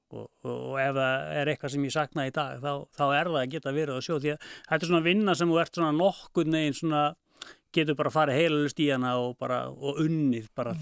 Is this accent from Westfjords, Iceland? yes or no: no; Keflavík, Southern Peninsula, Iceland; ég fættur uppalinn í Keflavík og hef búið eila alla all, all, all, tíð þar